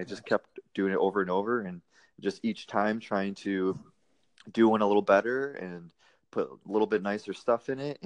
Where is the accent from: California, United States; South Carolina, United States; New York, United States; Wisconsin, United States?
Wisconsin, United States; moved away as an adult; also born or lived in Fort Hood, Texas; now in Austin, United States; I'm originally from Wisconsin, a small town in Wisconsin